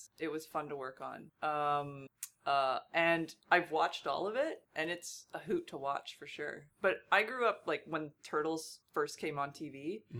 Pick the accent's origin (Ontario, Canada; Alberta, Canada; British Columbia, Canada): Alberta, Canada; Red Deer; I'm from Alberta.